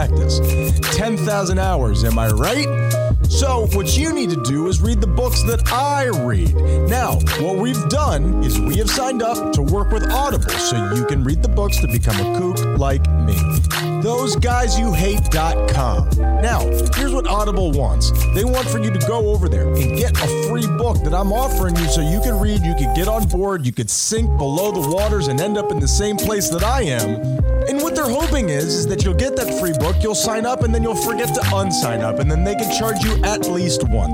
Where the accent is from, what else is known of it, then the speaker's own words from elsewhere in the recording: Fort Lauderdale, Florida, United States; I grew up in Fort Lauderdale, which is not as heavy of a Spanish culture